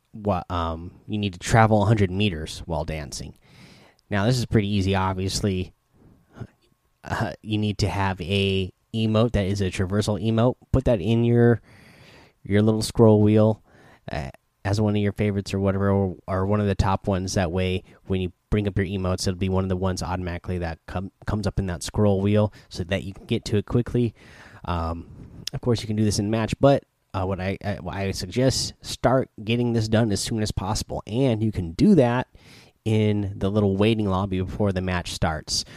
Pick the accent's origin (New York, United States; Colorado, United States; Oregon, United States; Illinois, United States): Oregon, United States; I grew up in Oregon near some uh, sand dunes